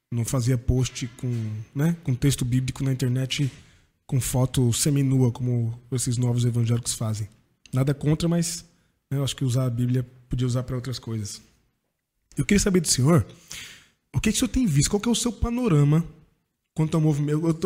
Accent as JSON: {"language": "Portuguese", "town": "Diadema", "region": "São Paulo", "country": "Brazil", "said": "Sou de Diadema."}